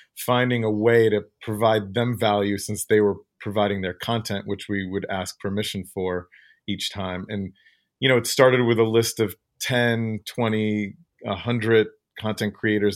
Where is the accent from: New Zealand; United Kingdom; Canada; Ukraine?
Ukraine; moved away; I was born in the Ukraine